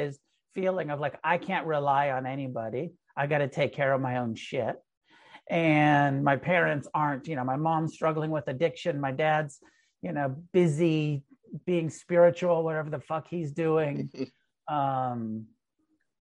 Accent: Humboldt, California, United States; I was born in Humboldt, you know, up in the weed growing capital

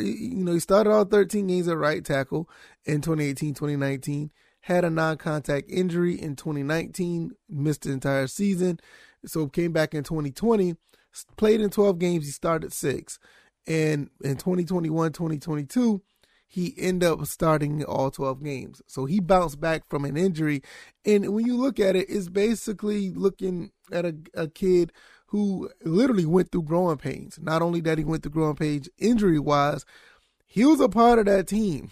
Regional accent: Savannah, Georgia, United States; I am from Savannah, Georgia.

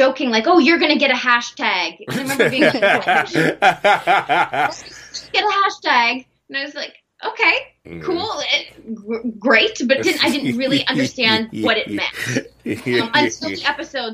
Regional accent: Canada; also born or lived in Los Angeles, United States / Vancouver, Canada; I'm Canadian, but I had an American visa, so I was living down there

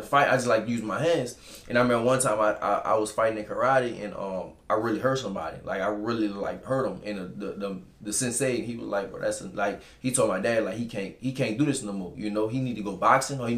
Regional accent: New Orleans, Louisiana, United States; From New Orleans, Louisiana, from the New Orleans East

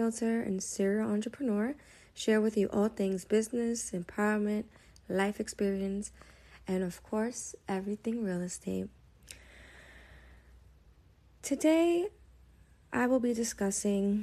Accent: New York City, New York, United States; growing up in East New York

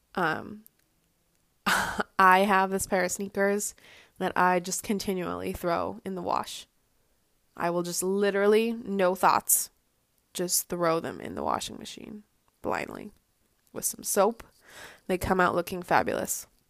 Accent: Boston, Massachusetts, United States; I am from the Boston area

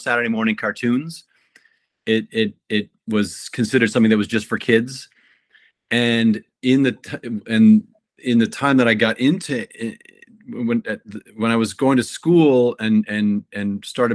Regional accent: Kitchener, Ontario, Canada; moved away as an adult; also born or lived in Florida; I studied fine arts in my hometown in Kitchener, Ontario

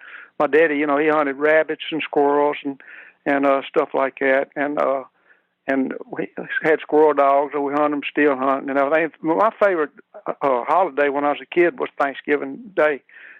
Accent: Louisiana, United States; now in Clinton, United States; I was raised in East Baton Rouge Parish, in a community just kind of northeast of Baton Rouge.

